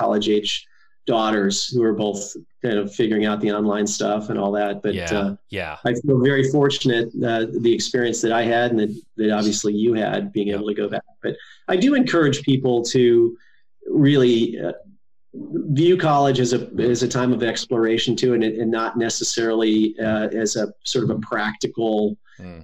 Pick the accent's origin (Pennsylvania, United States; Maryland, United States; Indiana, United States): Indiana, United States; Northwest; also born or lived in Gary, Indiana / Merrillville, Indiana / Portage, Indiana / Ogden Dunes, Indiana; I grew up in a small town in Indiana, Northwest Indiana